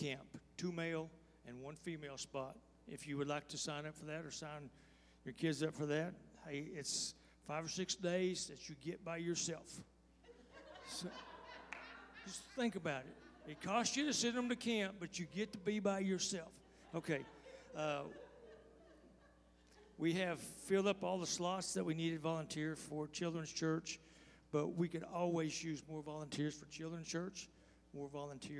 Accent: Texas, United States; I'm from Texas

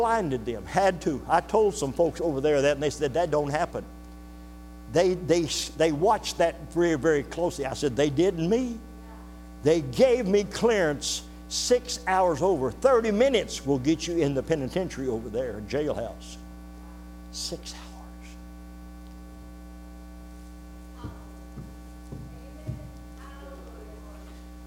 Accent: United States; also born or lived in Bavaria, Germany; I'm an American

